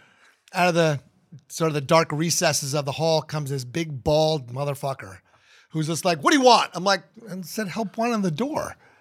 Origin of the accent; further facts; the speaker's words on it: New Jersey, United States; now in Columbus, United States; growing up in New Jersey and New York